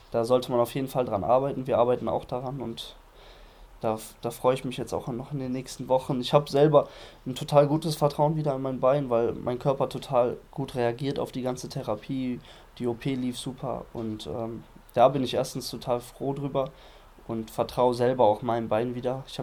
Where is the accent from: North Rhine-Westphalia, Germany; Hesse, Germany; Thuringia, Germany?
North Rhine-Westphalia, Germany; Düsseldorf; nach Düsseldorf fahre, in meine Heimatstadt